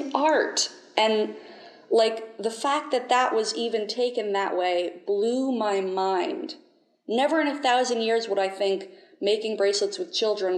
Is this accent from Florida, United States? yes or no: yes; St. Augustine, Florida, United States; I'm from St. Augustine, Florida